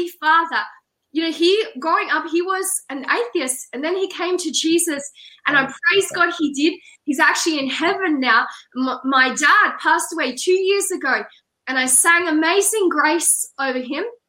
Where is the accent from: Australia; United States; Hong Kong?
Australia; I'm Australian